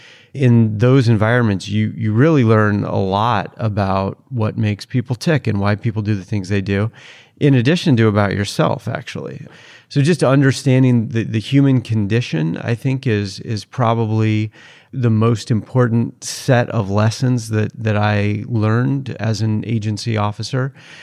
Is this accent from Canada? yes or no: no; Seattle, Washington, United States; also born or lived in Utah; But I was born in Utah and raised in the Seattle, Washington area.